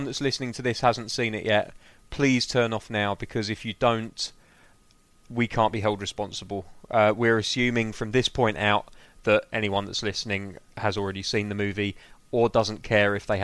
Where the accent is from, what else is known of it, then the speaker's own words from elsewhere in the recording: England, United Kingdom; I'm an Englishman